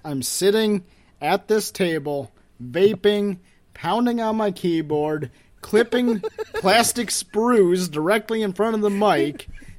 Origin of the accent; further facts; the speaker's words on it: Wisconsin, United States; And I'm sticking up for my hometown dude here